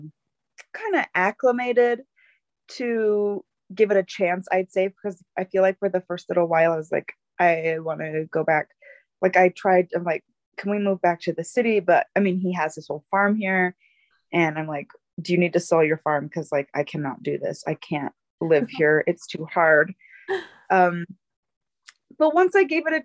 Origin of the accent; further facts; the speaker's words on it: Bountiful, Utah, United States; moved away as an adult; also born or lived in Alaska; But I was raised in Utah, in Bountiful, Utah